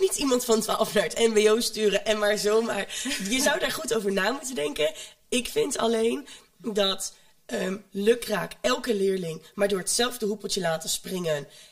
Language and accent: Dutch; home town near Almelo, Overijssel, Netherlands; uit de woonplaats waar ik vandaan kom, daar hadden ze geen M B O. Daar hadden ze alleen de middelbare school. Maar er zat wel een M B O gevestigd in Almelo.